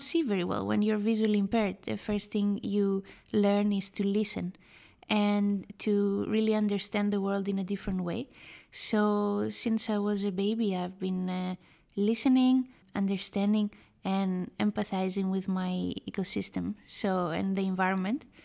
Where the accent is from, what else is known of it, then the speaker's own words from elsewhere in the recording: Greece; I was born and raised in Greece